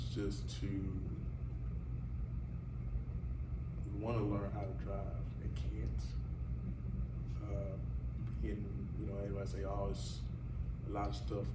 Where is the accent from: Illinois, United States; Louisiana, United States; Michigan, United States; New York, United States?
Illinois, United States; Chicago; I grew up here in Chicago, West Side